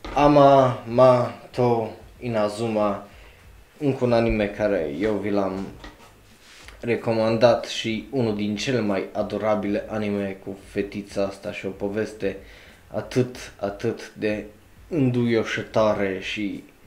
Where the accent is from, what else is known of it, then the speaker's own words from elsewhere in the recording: Romania; ca român